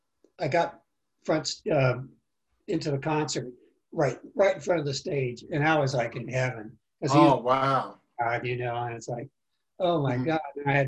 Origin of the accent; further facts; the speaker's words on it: Cleveland, Ohio, United States; born there; I was born in Cleveland, Ohio, though. I was an Army brat, you know, or Navy Coast Guard brat.